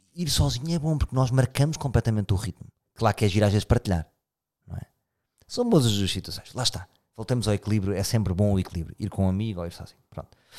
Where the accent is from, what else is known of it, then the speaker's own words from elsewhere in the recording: Lisbon, Portugal; eu sou de Lisboa